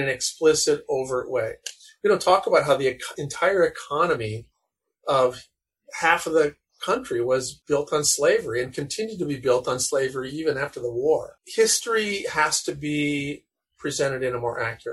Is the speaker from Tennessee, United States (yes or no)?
no; North Dakota, United States; I grew up in North Dakota